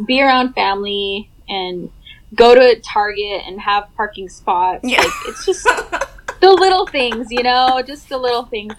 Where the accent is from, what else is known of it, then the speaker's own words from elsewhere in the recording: Las Vegas, Nevada, United States; moved away as an adult; now in Los Angeles, United States; I'm from Vegas, born and raised there originally. I've been out in Los Angeles for, I want to say, 11 years now